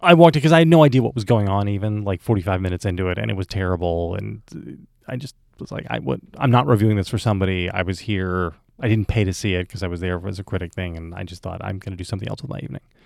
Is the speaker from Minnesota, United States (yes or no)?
no; New Jersey, United States; now in Virginia, United States; where Vic and I grew up in New Jersey